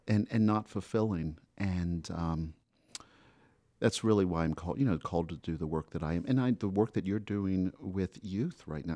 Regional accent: Florida, United States; moved away as an adult; also born or lived in Colorado; now in Rhode Island, United States; I'm from Florida by way of Colorado.

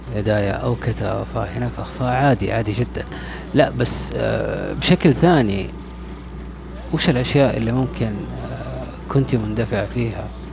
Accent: Riyadh, Riyadh Province, Saudi Arabia; انا من الرياض

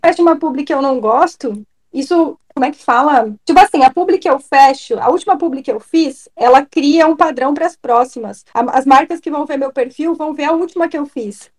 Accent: Rio Grande do Sul, Brazil; also born or lived in Londrina, Paraná; now in Santa Catarina, Brazil; Eu sou gaúcha, morei em Londrina e agora moro em Santa Catarina

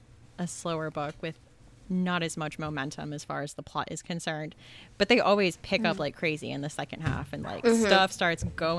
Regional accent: Southern California, United States; I grew up in Southern California. There really wasn't fall. Like, there's just always, where I was, it was a desert. So there's, like, palm trees and tumbleweeds.

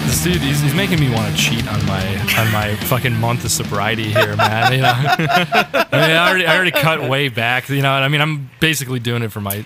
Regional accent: Minnesota, United States; moved away; I grew up in the scene in Minnesota.

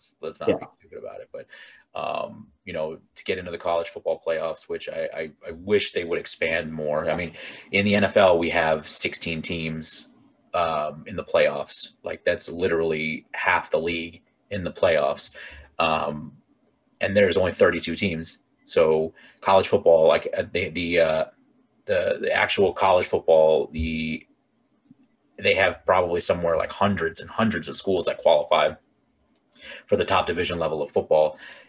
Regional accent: Virginia, United States; moved away; growing up in Virginia and living all across, like in different parts in the country

